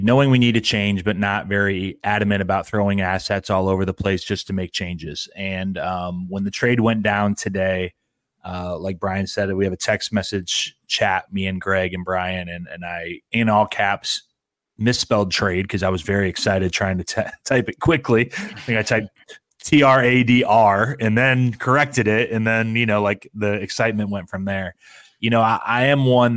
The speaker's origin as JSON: {"language": "English", "town": "Philadelphia", "region": "Pennsylvania", "country": "United States", "said": "I'm from Philly"}